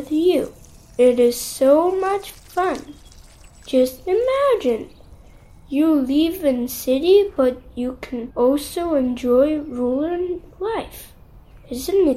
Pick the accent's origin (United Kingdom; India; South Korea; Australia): South Korea; 6 years old. I'm from South Korea.